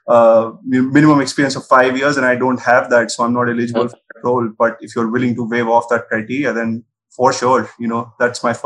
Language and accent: English; Delhi, India; I'm originally from Delhi.